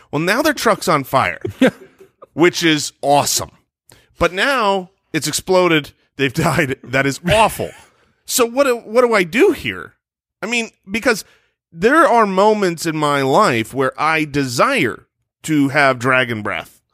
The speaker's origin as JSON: {"language": "English", "region": "Arizona", "country": "United States", "tie": "born or raised there", "said": "we were in Arizona"}